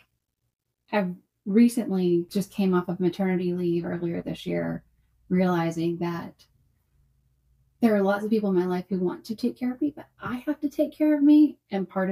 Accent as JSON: {"language": "English", "town": "Columbia", "region": "Tennessee", "country": "United States", "tie": "born or raised there", "said": "I grew up here in the town that I practice in here in Columbia, Tennessee. I was born and raised here."}